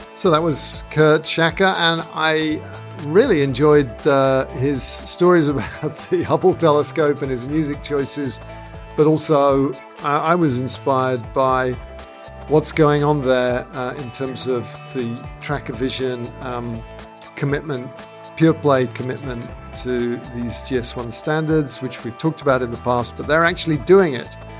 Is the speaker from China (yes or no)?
no; United Kingdom; being a Brit